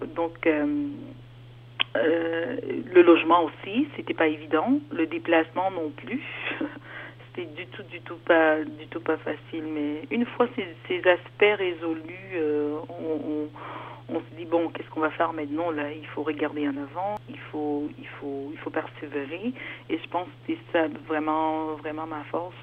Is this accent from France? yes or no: no; Cameroon; moved away as an adult; also born or lived in Germany / Toronto, Canada; now in Ontario, Canada; je suis d'origine camerounaise